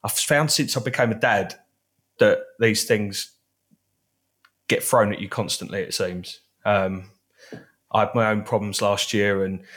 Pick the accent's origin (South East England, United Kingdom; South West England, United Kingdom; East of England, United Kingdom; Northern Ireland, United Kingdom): East of England, United Kingdom; Basildon; I was born in Basildon, as most great people are